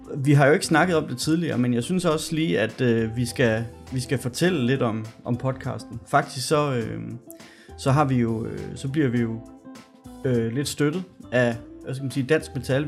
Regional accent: Gørlev, Zealand, Denmark; nu er jeg jo fra Gørlev

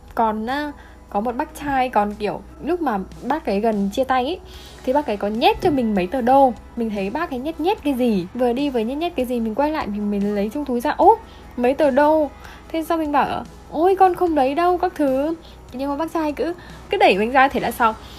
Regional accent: Vietnam

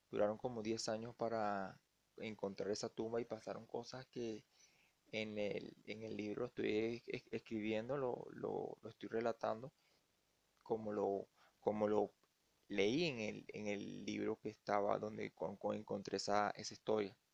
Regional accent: Venezuela; que ya saben mi situación, que soy venezolano, no pude optar por las regalías.

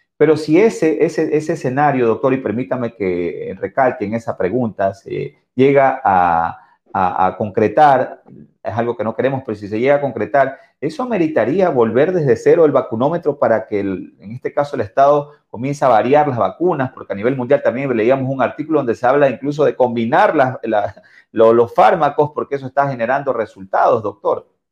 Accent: Ecuador; nosotros como ecuatorianos

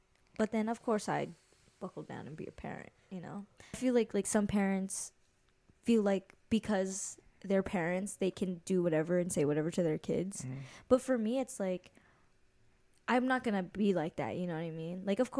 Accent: Hawaii, United States; by the way, I'm 22 years old. Brad is 24. We're both from Hawaii, and we're vibing

